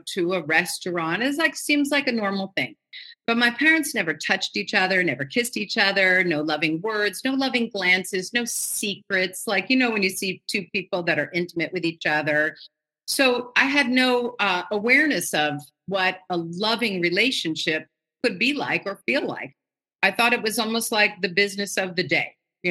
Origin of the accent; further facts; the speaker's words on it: New York City, New York, United States; I grew up in Manhattan in New York City